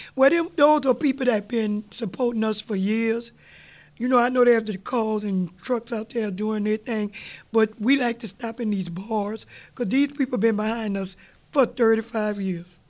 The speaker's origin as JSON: {"language": "English", "town": "New Orleans", "region": "Louisiana", "country": "United States", "tie": "born or raised there", "said": "we was raised up in Gertown, mm-hmm. we didn't see many parades. So my daddy moved us uptown on Washington"}